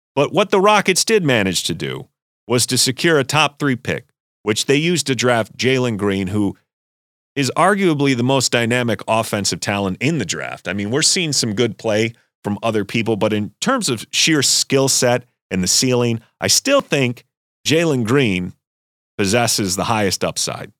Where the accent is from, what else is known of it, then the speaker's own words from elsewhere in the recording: Rochester, New York, United States; my hometown, Rochester, New York